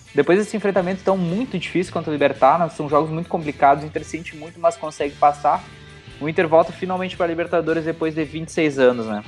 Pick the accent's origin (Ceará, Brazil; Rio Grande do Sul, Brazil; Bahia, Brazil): Rio Grande do Sul, Brazil; Santa Maria; nós somos de Santa Maria, nós temos a mesma, mesma faixa de idade